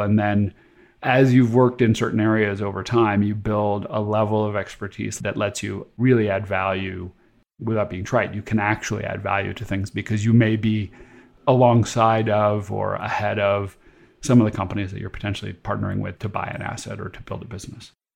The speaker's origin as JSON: {"language": "English", "region": "California", "country": "United States", "tie": "born or raised there", "also_born_or_lived": "Boston", "moved": "as an adult", "said": "where I grew up in California"}